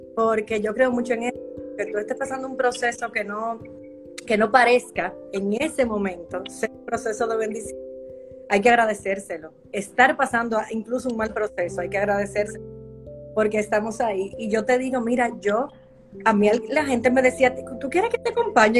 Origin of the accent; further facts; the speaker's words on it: Dominican Republic; yo soy dominicana también